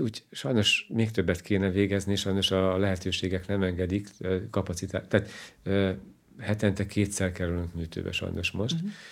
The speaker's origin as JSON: {"language": "Hungarian", "town": "Kolárovo", "region": "Nitra Region", "country": "Slovakia", "tie": "born or raised there", "also_born_or_lived": "Bratislava", "first_language": "Hungarian", "moved": "as an adult", "lives_now": "Hungary", "said": "én olyan környezetben nőttem föl, hogy a, a lakosság 90%-a volt magyar, 9%-a volt roma"}